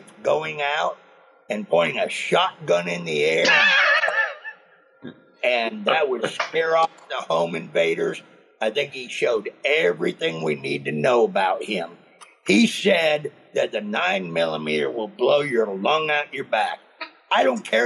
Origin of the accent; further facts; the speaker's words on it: San Francisco, California, United States; moved away as an adult; now in Tennessee, United States; I was born and raised in San Francisco